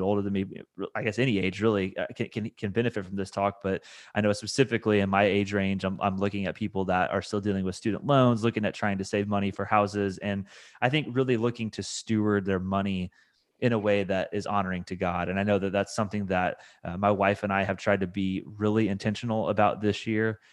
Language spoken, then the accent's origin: English; Indiana, United States; now in Kentucky, United States; I'm from Indiana, so I know the Midwest really well